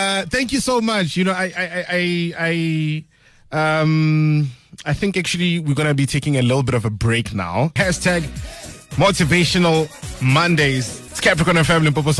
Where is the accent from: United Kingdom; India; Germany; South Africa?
South Africa; I'm from Lebohomo